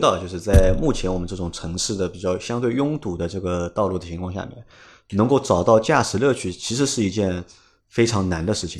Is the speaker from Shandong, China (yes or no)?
no; Shanghai, China; 我是上海人